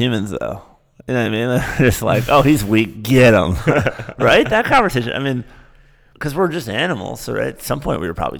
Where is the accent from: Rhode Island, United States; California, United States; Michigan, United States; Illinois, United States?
Michigan, United States; I'm like, no, I'm from Michigan.